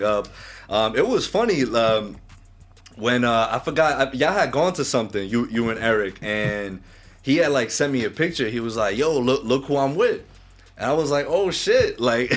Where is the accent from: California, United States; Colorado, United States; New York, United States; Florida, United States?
New York, United States; Mount Vernon; I was pretty much born and raised here in Mount Vernon, so not too far out from, you know, the Bronx